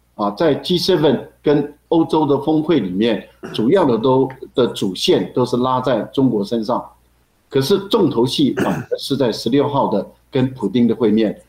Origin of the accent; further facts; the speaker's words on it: Taiwan; 我们台湾人